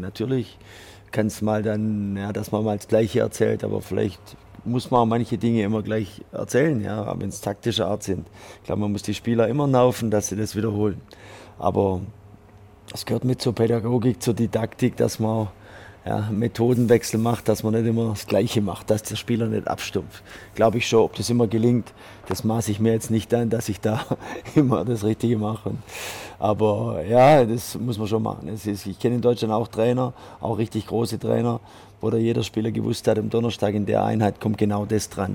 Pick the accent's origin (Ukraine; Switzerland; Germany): Switzerland; also born or lived in France; bei uns in der Schweiz